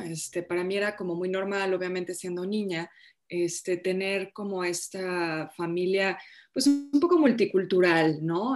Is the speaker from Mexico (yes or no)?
yes; Mexico; yo ya soy mexicana, pues, para mí México pues es, mi hogar, es mi país, es mi cultura